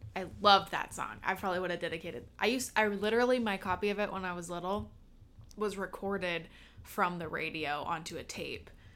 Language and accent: English; Seattle, Washington, United States; now in Los Angeles, United States; I'm from the Seattle area